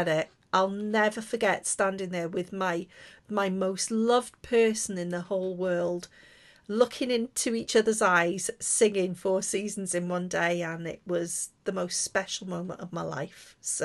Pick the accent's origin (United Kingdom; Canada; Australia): United Kingdom; Liverpool, North West England; I'm from Liverpool as well